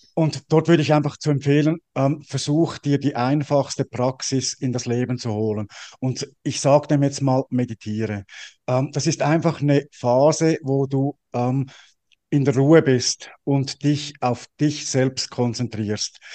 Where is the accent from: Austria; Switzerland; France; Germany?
Switzerland; ich bin ja als Schweizer